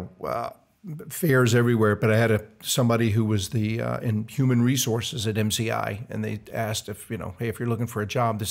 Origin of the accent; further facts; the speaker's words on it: Savannah, Georgia, United States; also born or lived in Atlanta, Georgia / West Virginia; I was raised in Savannah, Georgia, and Atlanta, Georgia. And then my dad got transferred quite a bit. I ended up in West Virginia, went to West Virginia University.